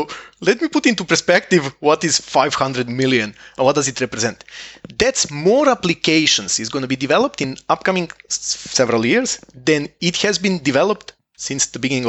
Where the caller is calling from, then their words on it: Estonia; I'm calling from Estonia